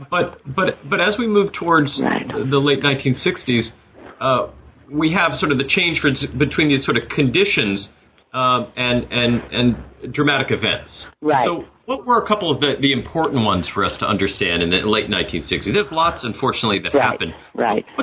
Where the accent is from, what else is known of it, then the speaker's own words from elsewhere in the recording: New York City, New York, United States; my hometown of New York City